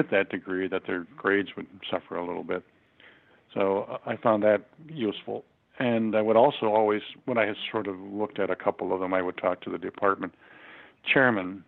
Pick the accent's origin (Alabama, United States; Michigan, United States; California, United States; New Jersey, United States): Michigan, United States; Detroit; I'm originally from Detroit, Michigan. Actually born in Detroit in 1939